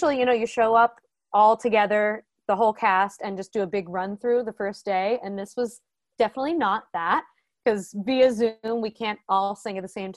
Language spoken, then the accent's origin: English; Ithaca, New York, United States; moved away; I grew up in Ithaca, New York, actually, and both of my parents are professors at the college.